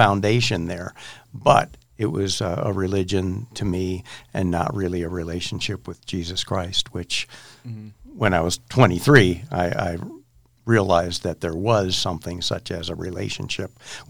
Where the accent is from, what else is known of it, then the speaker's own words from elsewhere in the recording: Chicago, Illinois, United States; moved away as an adult; also born or lived in Colorado; I moved from Chicago to Colorado for college. Went to school in Gunnison at Western State College.